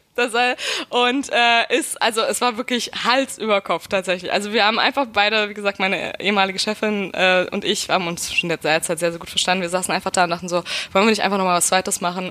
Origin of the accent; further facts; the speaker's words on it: Brandenburg, Germany; also born or lived in Berlin; Ich bin Berlinerin, ja. Ähm, ich komme aus äh, Hinterpankow